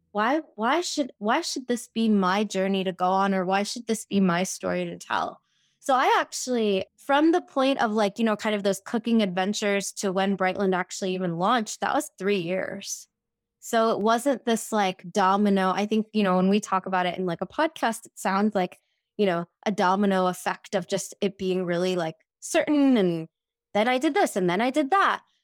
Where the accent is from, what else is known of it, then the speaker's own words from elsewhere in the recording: Houston, Texas, United States; moved away as an adult; also born or lived in India / New York City; I grew up in Houston, Texas, I moved to New York City for undergrad